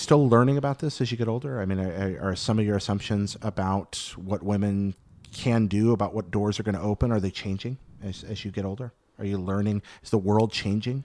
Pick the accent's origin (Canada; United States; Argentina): United States; American South; I grew up in the American South